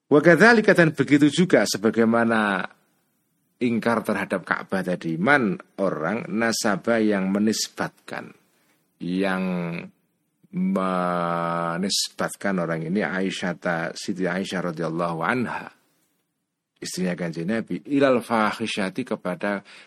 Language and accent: Indonesian; Cebulek, Special Region of Yogyakarta, Indonesia; Jenengan orang yang dari pelosok Sleman, Bantul atau desa saya